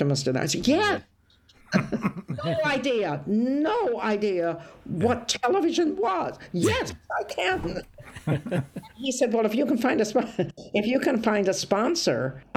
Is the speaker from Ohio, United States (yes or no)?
yes; Toledo, Ohio, United States; moved away; also born or lived in Scotland; I'm from Toledo, Ohio, which is nothing